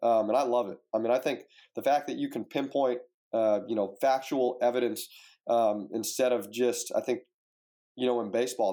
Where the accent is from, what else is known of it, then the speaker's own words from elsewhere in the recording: Fresno, California, United States; now in Oxford, United States; I grew up in Fresno, California